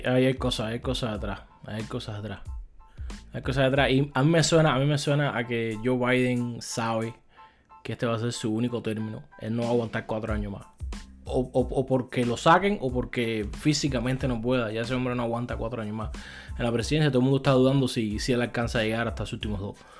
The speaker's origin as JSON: {"language": "Spanish", "country": "Cuba", "said": "como cubano"}